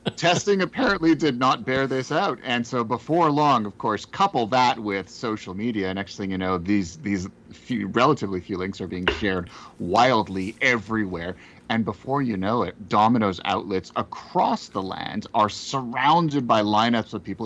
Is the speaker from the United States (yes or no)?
no; Canada; as a Canadian, uh, and, you know, uh, folks who know me, I'm a Jew